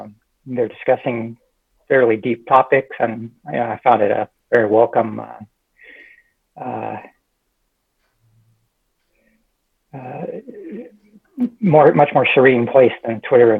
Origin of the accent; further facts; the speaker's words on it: California, United States; moved away as an adult; now in Texas, United States; I grew up in California, came to Texas about 16 years ago.